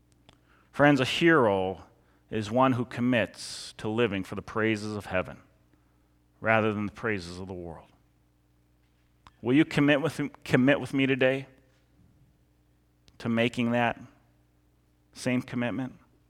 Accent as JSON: {"language": "English", "town": "Eden Prairie", "region": "Minnesota", "country": "United States", "tie": "born or raised there", "said": "I grew up in Eden Prairie, and I played football for Eden Prairie High School"}